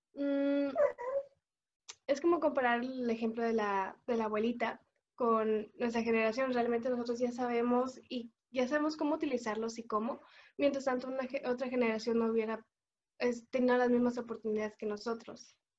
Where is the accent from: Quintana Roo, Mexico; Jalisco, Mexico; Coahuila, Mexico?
Jalisco, Mexico; Cocula; soy de Cocula, Jalisco